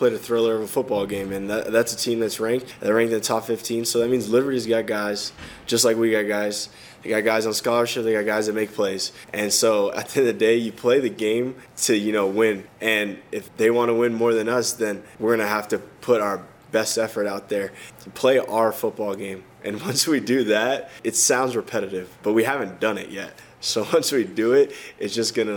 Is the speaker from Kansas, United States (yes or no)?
no; Texas, United States; moved away; I'm from Texas